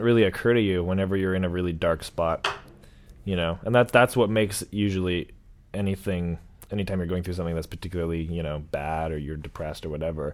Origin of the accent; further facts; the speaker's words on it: Vancouver, British Columbia, Canada; I'm from Vancouver. I'm sort of from Vancouver, too.